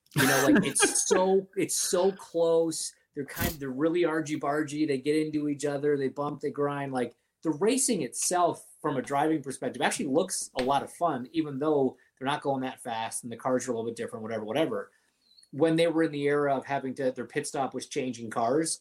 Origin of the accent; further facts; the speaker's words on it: Canada; I grew up in Canada.